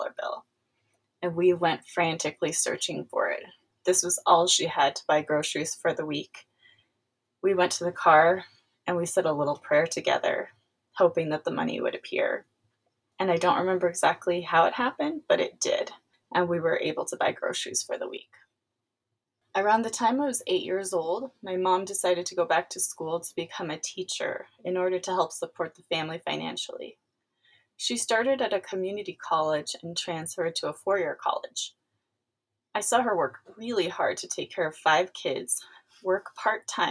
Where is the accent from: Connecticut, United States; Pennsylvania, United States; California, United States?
California, United States; also born or lived in East Los Angeles, California; I was born in East Los Angeles, California, but spent most of my years growing up about 100 miles east of there in one of California's growing suburbs